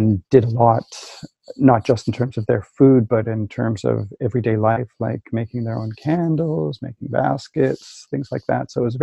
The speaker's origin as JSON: {"language": "English", "town": "Winnipeg", "region": "Manitoba", "country": "Canada", "tie": "born or raised there", "said": "So I grew up in Winnipeg. I'm a prairie boy"}